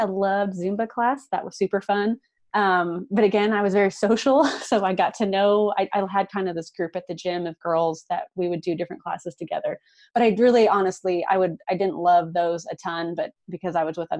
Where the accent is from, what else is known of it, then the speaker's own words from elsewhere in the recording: Kansas City, Missouri, United States; also born or lived in Madrid, Spain; And I love Kansas City, but I was like, I don't want to do it in my hometown.